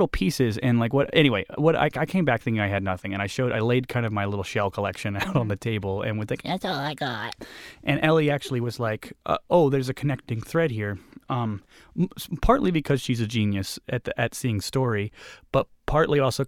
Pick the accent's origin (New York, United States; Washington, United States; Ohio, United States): Ohio, United States; Columbus; I'm from Columbus, which is 3 hours of drive south of Cleveland, if you don't know, in Ohio